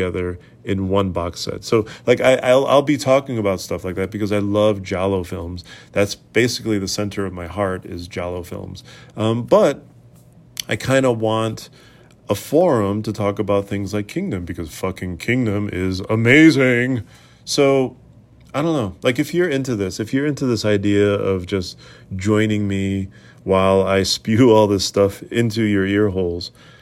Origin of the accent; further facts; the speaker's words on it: Boston, Massachusetts, United States; I grew up in New England and I'm sort of from Boston